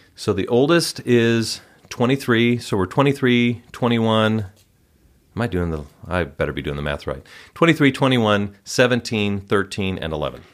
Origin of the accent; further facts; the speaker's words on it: Wauwatosa, Wisconsin, United States; moved away as an adult; also born or lived in Cincinnati, Ohio; now in Utah, United States; I grew up in Wisconsin